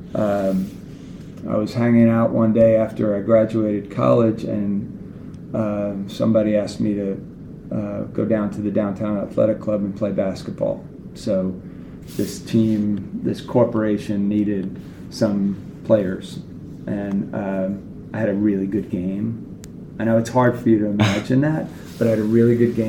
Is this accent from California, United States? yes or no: no; New York City, New York, United States; I grew up in Queens, New York